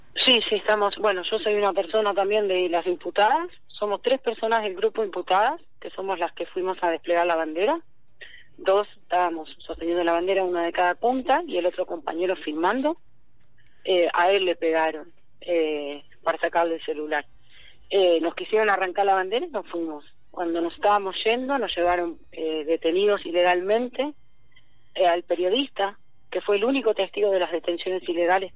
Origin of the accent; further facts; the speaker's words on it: Pergamino, Buenos Aires Province, Argentina; yo soy de Tragamino